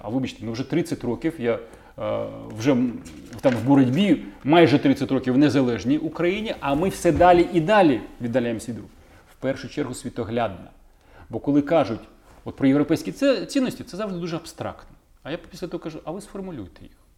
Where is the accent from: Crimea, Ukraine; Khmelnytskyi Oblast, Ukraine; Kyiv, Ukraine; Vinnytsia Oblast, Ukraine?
Kyiv, Ukraine; мій рідний Київ